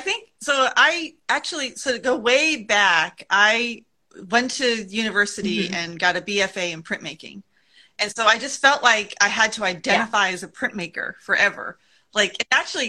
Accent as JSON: {"language": "English", "region": "New England", "country": "United States", "tie": "born or raised there", "also_born_or_lived": "Vermont", "moved": "as an adult", "lives_now": "Monterey, United States", "said": "Having grown up in New England"}